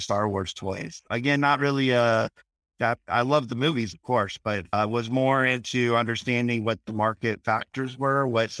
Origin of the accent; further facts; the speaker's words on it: Iowa, United States; Well, I'm from Iowa as well, but from a bigger town